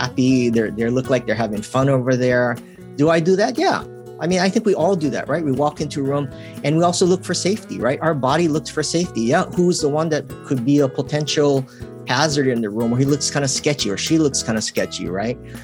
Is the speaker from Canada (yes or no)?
no; Hawaii, United States; growing up in Hawaii